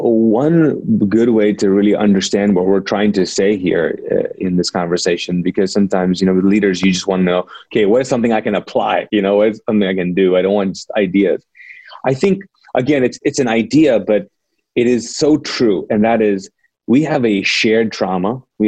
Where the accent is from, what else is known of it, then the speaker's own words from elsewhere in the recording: Pakistan; also born or lived in Middle East; now in United States; I'm a Pakistani, ex-Muslim, born in the Middle East, came to here after the Gulf War '92